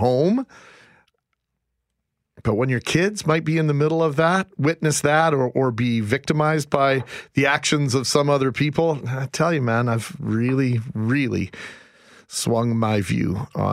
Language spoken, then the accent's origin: English; Canada